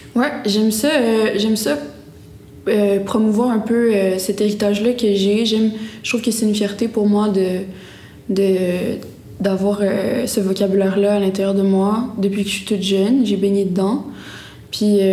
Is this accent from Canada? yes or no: yes; Gaspé, Quebec, Canada; je suis née à Gaspé, j'ai une mère gaspésienne